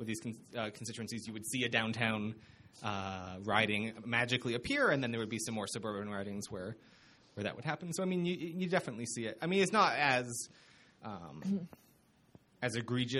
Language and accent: English; Hamilton, Ontario, Canada; now in Lethbridge, Canada; I'm originally from Hamilton